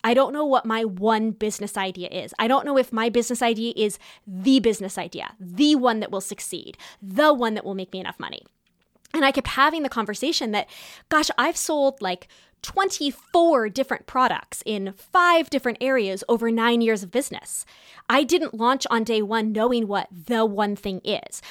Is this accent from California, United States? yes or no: yes; California, United States; moved away; also born or lived in New York City, New York, United States; growing up in Southern California and New York City